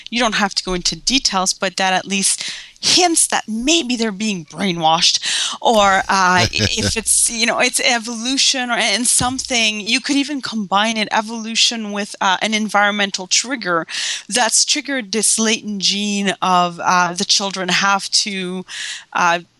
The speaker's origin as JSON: {"language": "English", "country": "Canada", "said": "I'm Canadian"}